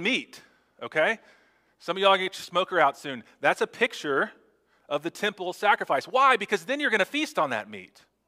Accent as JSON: {"language": "English", "region": "Texas", "country": "United States", "said": "as a Texan."}